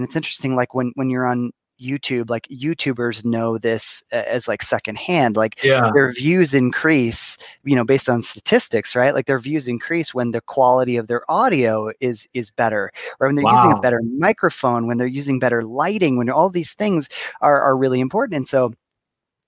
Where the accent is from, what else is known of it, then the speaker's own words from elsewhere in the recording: Ohio, United States; My home state